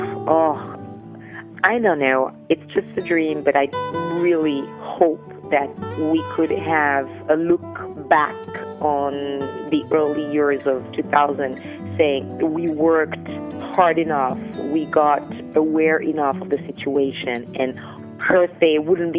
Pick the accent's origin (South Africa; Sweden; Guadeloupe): Guadeloupe; I'm from Guadeloupe, French West Indies, in the Caribbean. Living in Guadeloupe could be some sort of a dream for some people.